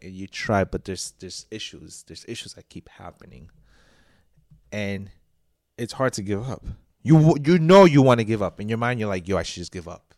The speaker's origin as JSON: {"language": "English", "region": "New York", "country": "United States", "said": "I'm a New Yorker"}